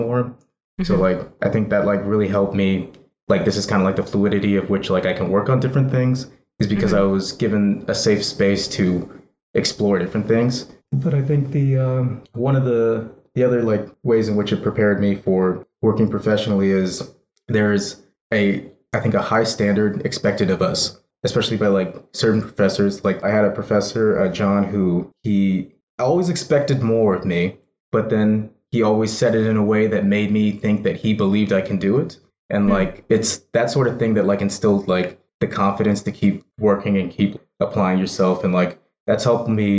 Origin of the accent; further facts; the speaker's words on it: San Jose, California, United States; I grew up in San Jose